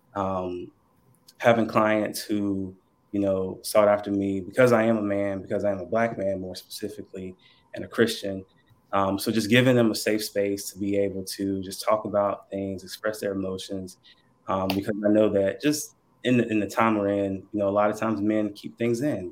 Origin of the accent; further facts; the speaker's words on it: Burlington, North Carolina, United States; also born or lived in Goldsboro; I am originally from North Carolina still here, born and raised, been here my whole life. Um, born in a little town called Burlington.